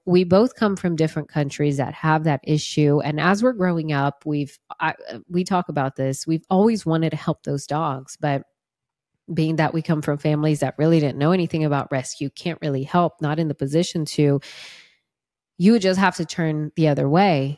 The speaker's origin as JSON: {"language": "English", "country": "Brazil", "second_language": "English", "moved": "yes", "said": "I'm from Brazil. And I'm glad I'm throwing that out there because I do speak Portuguese"}